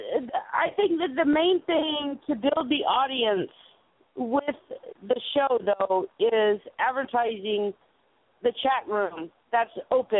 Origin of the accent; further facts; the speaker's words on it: South Carolina, United States; I grew up in South Carolina.